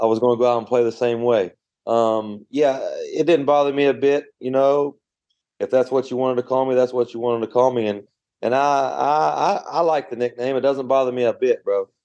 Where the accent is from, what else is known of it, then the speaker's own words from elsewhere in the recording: Belle, West Virginia, United States; I'm from Bell West Virginia.